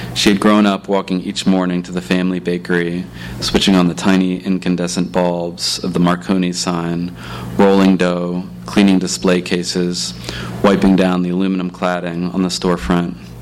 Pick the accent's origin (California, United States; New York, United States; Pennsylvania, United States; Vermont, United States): Pennsylvania, United States; Philadelphia; moved away as an adult; also born or lived in Sitka, Alaska; growing up in Philly, especially downtown